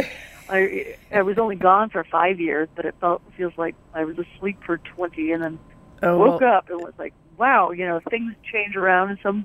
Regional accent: Westchester County, New York, United States; moved away as an adult; also born or lived in Fort Collins, Colorado; I grew up in the suburbs. I grew up in Westchester County

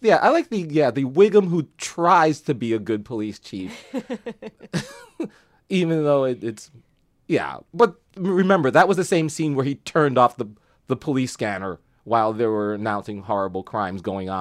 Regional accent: New York City, New York, United States; a couple of New Yorkers like us.

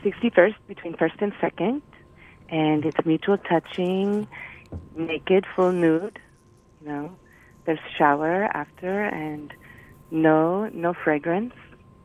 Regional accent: Russia; English is a second language; now in United States; well, I'm American now, but I've come from Russia at a time. Like, a really bad accent.

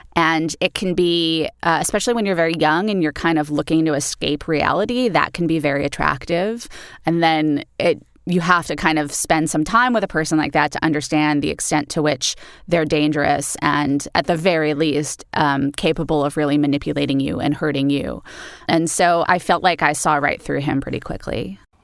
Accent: Los Angeles, California, United States; I grew up in Los Angeles in the eighties

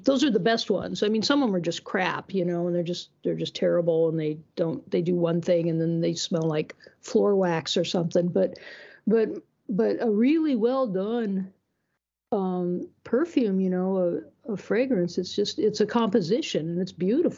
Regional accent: Iowa, United States; when I was growing up in Iowa

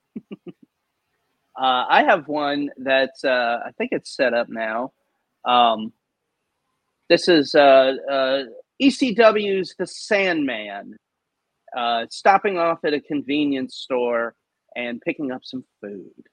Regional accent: New Orleans, Louisiana, United States; back to New Orleans, back to my hometown

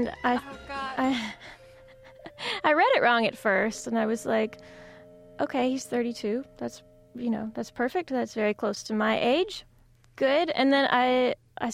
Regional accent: South Carolina, United States; my home state of South Carolina

